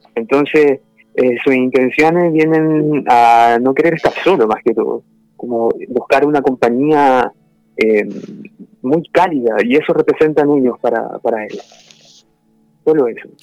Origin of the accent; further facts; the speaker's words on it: Los Andes, Valparaíso, Chile; Yo nací en Los Andes, que también pertenece a la quinta región de Chile. Eh, allá me crié y pasé gran parte de, mi vida, hasta que me fui a estudiar también a Valparaíso